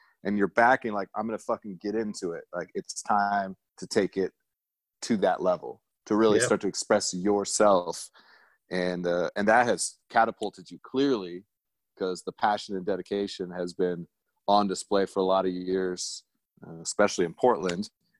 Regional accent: Germany; And I grew up in Germany. And then I got to go back and cook there a little bit.

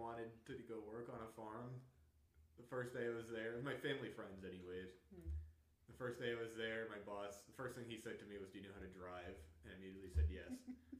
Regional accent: Little Compton, Rhode Island, United States; I'm from Little Compton, Rhode Island. I've lived there my whole life.

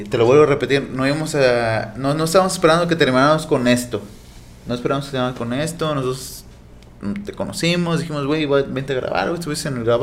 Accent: Mexico; como mexicanos siempre sufrimos

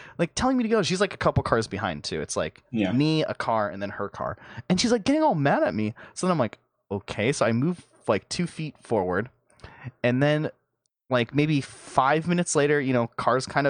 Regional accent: United States; I'm American

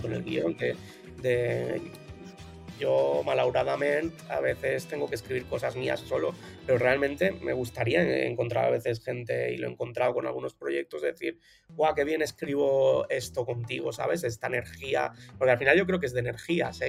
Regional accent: Barcelona, Catalonia, Spain; soy de Barcelona de toda la vida, de ¿eh? 34 años de aquí en Barcelona

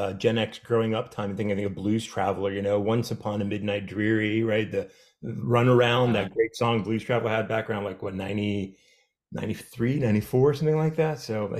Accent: Virginia, United States; You know, that's a fail in growing up in Fairfax County.

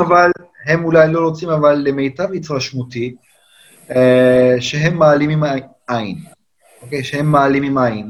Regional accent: Turkey; born or raised there; Hebrew is a second language; moved away as an adult; now in Israel

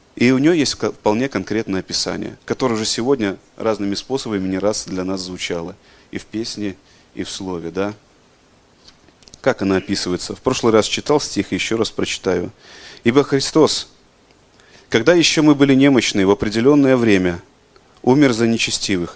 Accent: Belarus; мы, белорусы

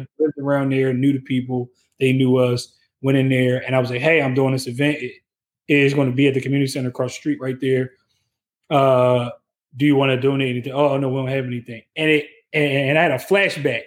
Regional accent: Philadelphia, Pennsylvania, United States; I'm from West Philly

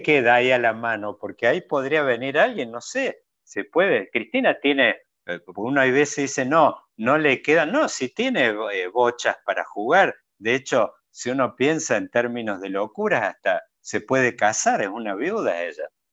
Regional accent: Córdoba, Argentina; como buen cordobés somos descendientes de andaluces

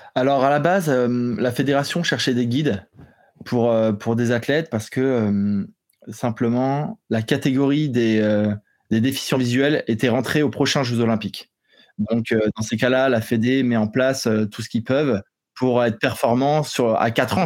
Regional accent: eastern France, France; je suis originaire de, de l'est de la France

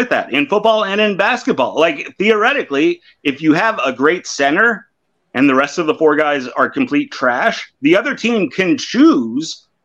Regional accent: Oakland, California, United States; born there; no, I was born in Oakland, bro.

